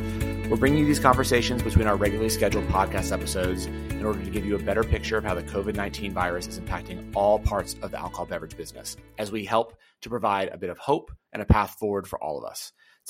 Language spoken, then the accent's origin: English; Auburn, Alabama, United States; Ah, I went to school at Emory and I'm from Auburn, Alabama.